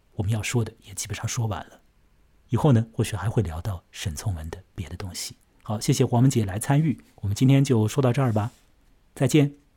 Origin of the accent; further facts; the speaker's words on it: an island within Shanghai, China; 我的老家嘛，也在水边嘛，我现在就在岛上嘛